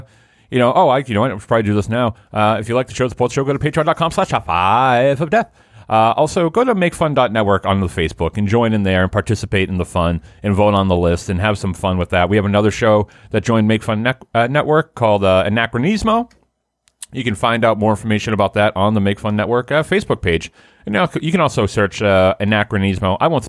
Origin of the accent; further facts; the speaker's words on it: Boston, Massachusetts, United States; You know, we're from Boston.